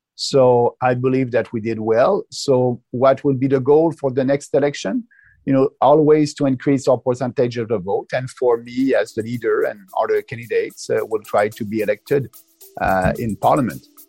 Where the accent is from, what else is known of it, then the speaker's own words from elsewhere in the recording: Quebec, Canada; I'm coming from Quebec